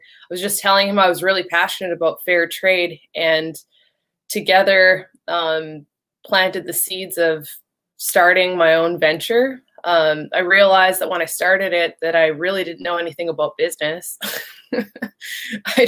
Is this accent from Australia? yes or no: no; Canada; moved away as an adult; also born or lived in Shanghai; now in Houston, United States; I'm from Canada, so my energy experience came from Canada